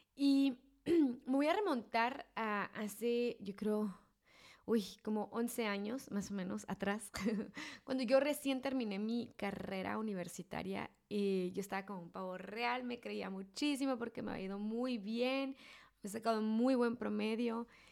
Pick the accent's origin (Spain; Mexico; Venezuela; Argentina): Mexico; mi esposo y yo somos mexicanos los dos, entonces somos de la misma cultura, somos del mismo estado, somos de la misma ciudad